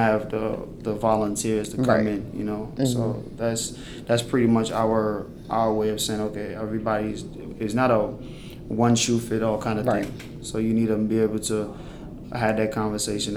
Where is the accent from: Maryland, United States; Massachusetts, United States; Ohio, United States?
Maryland, United States; PG, DC area; born or raised there; also born or lived in Sierra Leone